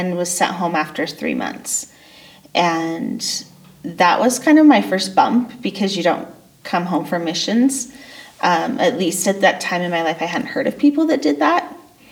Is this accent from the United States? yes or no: yes; Boise, Idaho, United States; I grew up here in Boise, Idaho